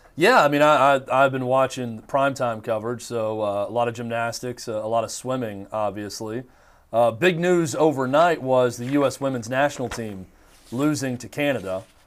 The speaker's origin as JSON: {"language": "English", "country": "United States", "said": "I am an American"}